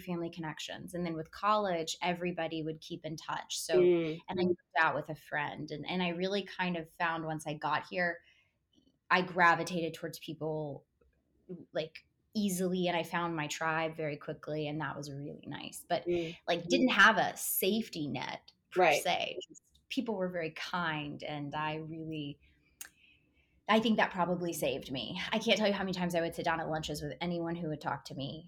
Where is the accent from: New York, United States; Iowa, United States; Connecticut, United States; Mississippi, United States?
Mississippi, United States; Tupelo; moved away as an adult; now in Los Angeles, United States; grew up in Tupelo, Mississippi, and I went to Ole Miss